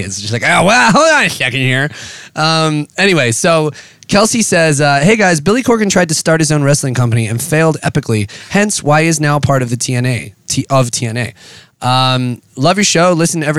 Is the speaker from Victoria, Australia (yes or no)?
yes; Melbourne, Victoria, Australia; Love your show. Listen to every episode. I'm from Melbourne, Australia.